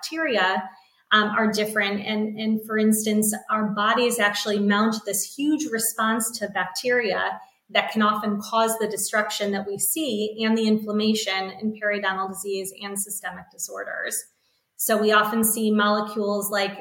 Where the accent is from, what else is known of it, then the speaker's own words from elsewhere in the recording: Cleveland, Ohio, United States; also born or lived in Boston / Chicago; I grew up here in Cleveland.